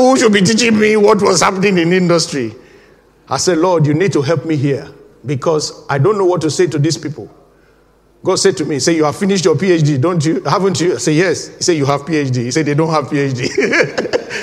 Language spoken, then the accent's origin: English; Nigeria; moved away as an adult; now in United Kingdom; When I first came into this country, I was fresh from Nigeria